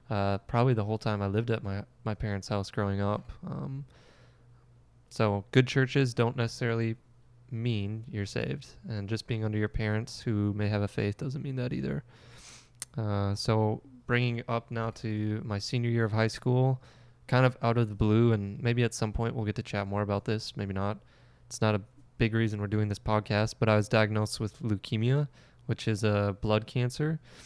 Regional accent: Alexandria, Minnesota, United States; I grew up not in Park River, but in Alexandria, Minnesota.

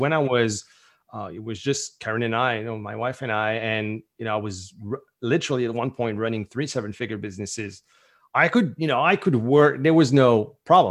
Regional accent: St. Pierre & Miquelon; first language French; English is a second language; also born or lived in Southern New Brunswick, Canada; now in Acadian Peninsula, New Brunswick, Canada; I was born on the French island on the south coast of Newfoundland

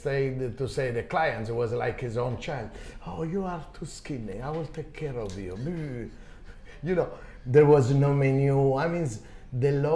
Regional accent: Calabria, Italy; English is a second language; now in Japan; my hometown in Calabria, south of Italy

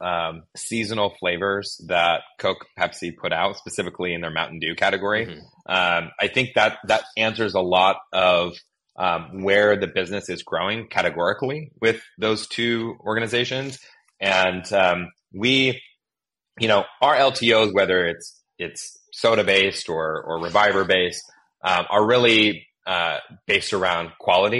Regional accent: Willamette Valley, Oregon, United States; moved away; also born or lived in Northern California / Southern California; I grew up in the Willamette Valley in Oregon

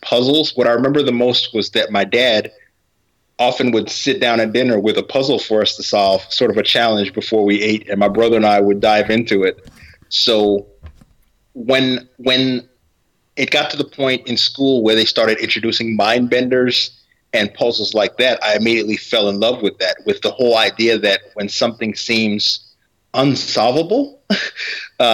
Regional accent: New York City, New York, United States; I was born in Brooklyn, New York, Brookdale Medical Center

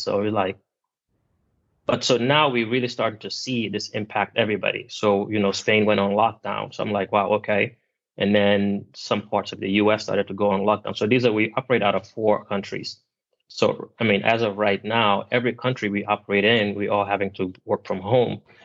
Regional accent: Gambia; moved away; I'm originally from Gambia, which is in West Africa

